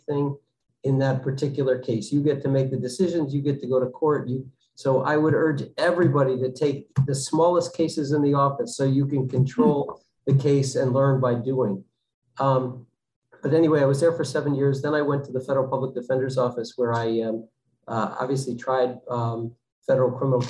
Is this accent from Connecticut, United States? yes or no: yes; Connecticut, United States; moved away as an adult; now in Massachusetts, United States; I grew up in Connecticut